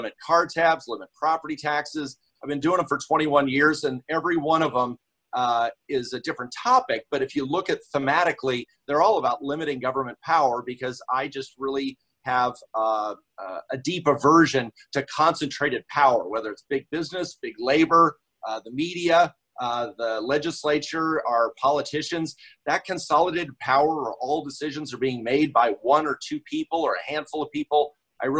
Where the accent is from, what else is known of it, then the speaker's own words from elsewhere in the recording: Yakima, Washington, United States; also born or lived in Pullman, Washington; it was my hometown of Yakima. I was born and raised in Yakima.